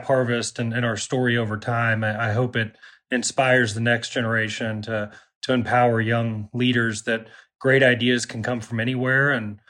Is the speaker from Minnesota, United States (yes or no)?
no; Kentucky, United States; Well, I mean, there's been this blanket concept of flyover country in general, and I think Kentucky's definitely, been a part of that.